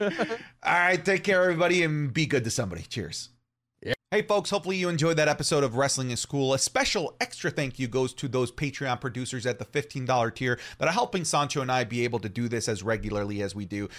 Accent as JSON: {"language": "English", "town": "St. Thomas", "region": "Ontario", "country": "Canada", "tie": "born or raised there", "said": "in my hometown of St. Thomas, Ontario"}